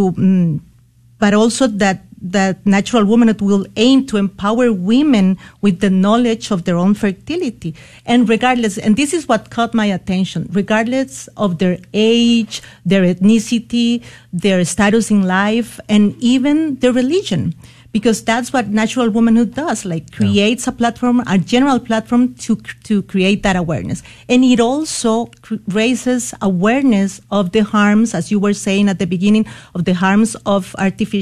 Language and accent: English; Costa Rica; moved away as an adult; now in San Antonio, United States; I was born and raised in Costa Rica